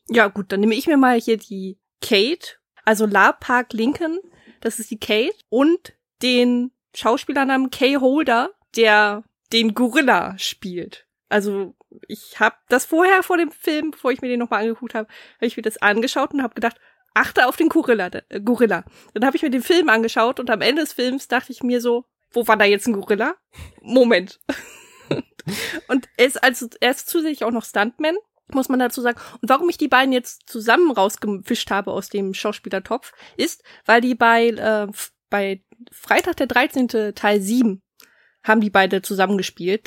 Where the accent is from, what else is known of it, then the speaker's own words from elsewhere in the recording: Germany; bei uns in Deutschland